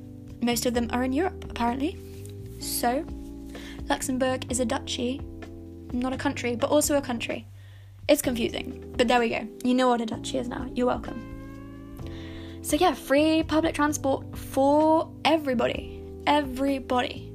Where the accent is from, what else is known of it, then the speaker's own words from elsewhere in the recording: Hay-on-Wye, Wales, United Kingdom; now in Cardiff, United Kingdom; And also Hay-on-Wye, which is my hometown